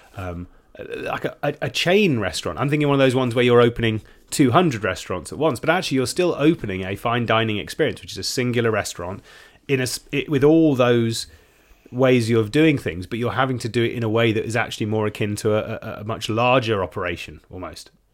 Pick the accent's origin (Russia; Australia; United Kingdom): United Kingdom; as a Brit